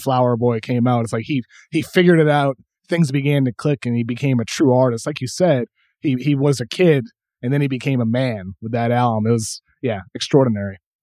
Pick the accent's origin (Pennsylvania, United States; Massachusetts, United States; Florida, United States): Massachusetts, United States; I grew up in the Northeast in Massachusetts